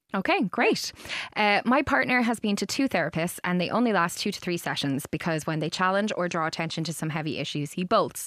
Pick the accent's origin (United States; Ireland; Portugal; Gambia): Ireland; as Irish people